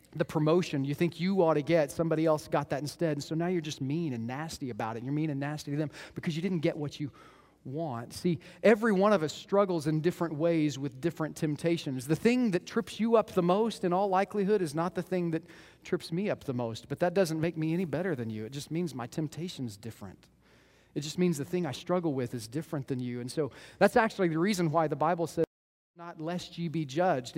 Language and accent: English; Moore, Oklahoma, United States; I grew up in Moore, Oklahoma